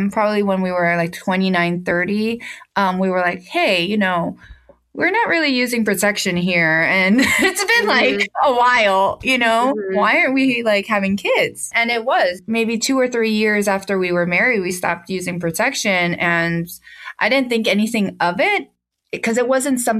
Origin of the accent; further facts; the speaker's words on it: United States; moved away as an adult; also born or lived in Charleston, South Carolina / Atlanta, Georgia / Miami; we're originally from New York